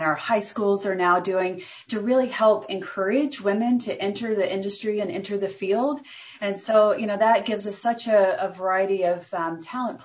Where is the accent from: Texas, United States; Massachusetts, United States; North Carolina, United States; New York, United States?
North Carolina, United States; I grew up in North Carolina and went to school at NC State